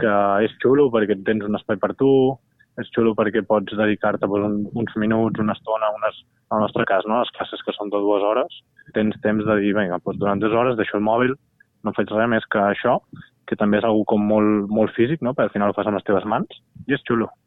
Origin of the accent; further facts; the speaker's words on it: Barcelona, Catalonia, Spain; jo sóc de Gràcia de sempre